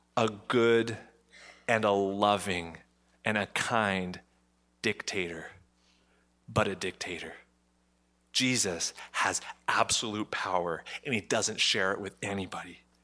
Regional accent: Ottawa, Ontario, Canada; I'm Canadian. I was born in Ottawa.

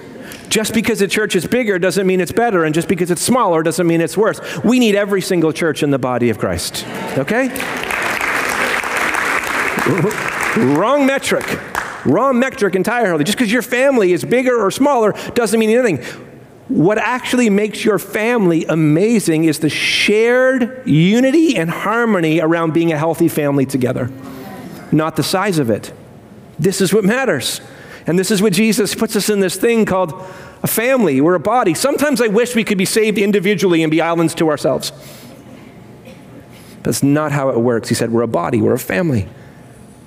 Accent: United Kingdom; I'm British

